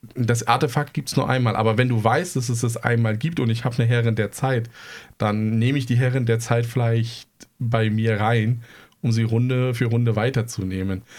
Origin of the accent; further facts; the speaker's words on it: East Germany, Germany; ich komme aus dem Osten